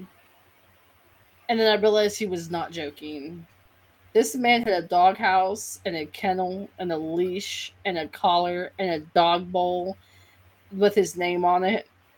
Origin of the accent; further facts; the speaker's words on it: Kentucky, United States; I'm from Kentucky